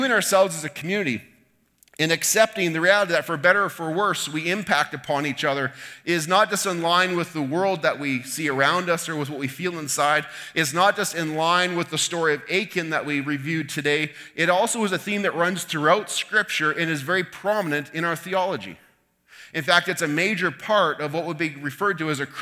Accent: Canada; we feel within ourselves as Canadians

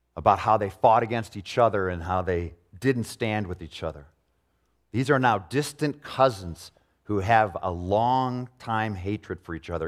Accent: Arlington Heights, Illinois, United States; I grew up in Arlington Heights in a home where I didn't see prejudice, really

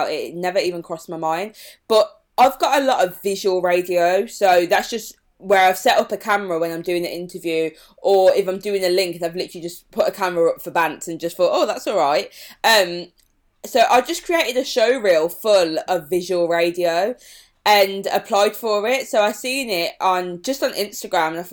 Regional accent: Birmingham, West Midlands, United Kingdom; accent: Birmingham; my accent is actually really strong. And everywhere I was going in London, people would be like, oh my God, your Birmingham accent

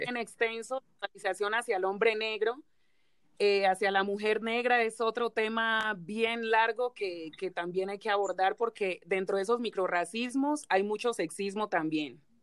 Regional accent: Bogotá, Colombia; Yo nací aquí en Bogotá, mi abuela llegó aquí a Bogotá hace 42 años

